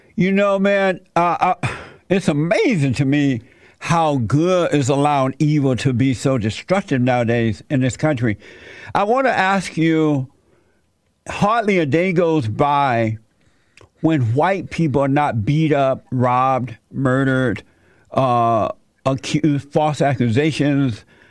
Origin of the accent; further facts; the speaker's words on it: Alabama, United States; I grew up in Alabama under a plantation